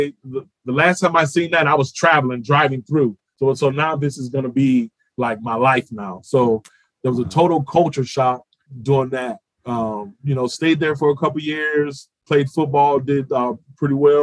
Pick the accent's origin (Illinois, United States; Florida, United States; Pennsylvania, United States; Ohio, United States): Florida, United States; Miami; moved away; also born or lived in Oklahoma; Little League football growing up in Miami